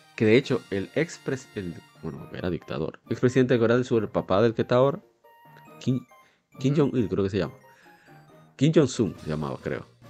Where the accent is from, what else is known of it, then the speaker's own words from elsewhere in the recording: Dominican Republic; en mi país